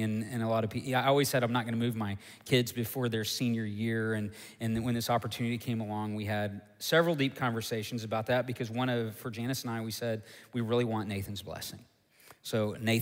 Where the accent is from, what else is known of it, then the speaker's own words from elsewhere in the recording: Tulsa, Oklahoma, United States; also born or lived in Joplin, Missouri; I was born in Tulsa, Oklahoma. Raised there. Actually grew up on a little farm